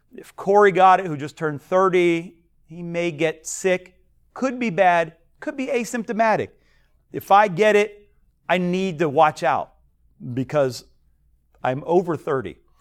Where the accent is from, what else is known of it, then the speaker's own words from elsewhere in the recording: United States; I'm American.